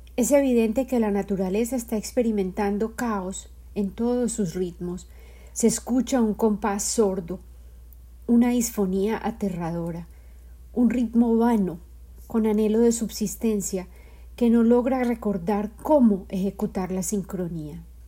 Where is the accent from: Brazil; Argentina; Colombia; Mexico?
Colombia; la vida de mi madre en Colombia, mi país de origen